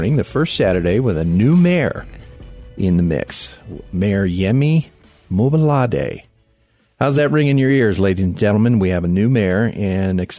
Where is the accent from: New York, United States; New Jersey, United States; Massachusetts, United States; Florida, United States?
Florida, United States; South; now in Colorado Springs, United States; I grew up in South Florida